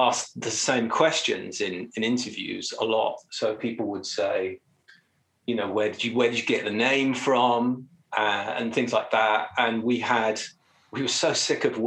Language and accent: English; London, United Kingdom; I'm from London